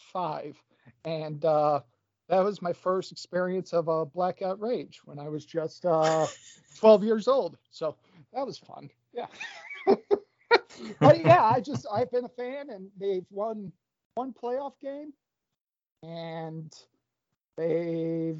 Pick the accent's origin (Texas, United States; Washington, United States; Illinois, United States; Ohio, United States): Ohio, United States; Lakewood; also born or lived in Achill, County Mayo, Ireland; I grew up living in Lakewood